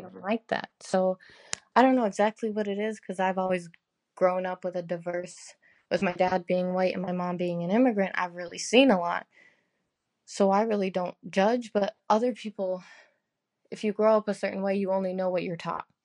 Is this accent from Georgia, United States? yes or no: no; Wisconsin, United States; I was born in America, in Wisconsin, actually, so I do have citizenship